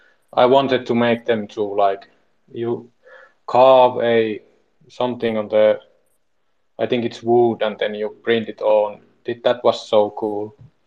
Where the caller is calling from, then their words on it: Finland; I'm speaking from Finland